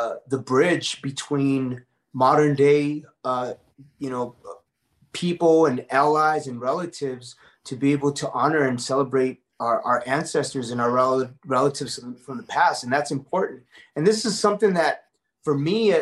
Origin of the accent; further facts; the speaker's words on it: Los Angeles, California, United States; I was born in East Los Angeles in a predominantly Mexican-American community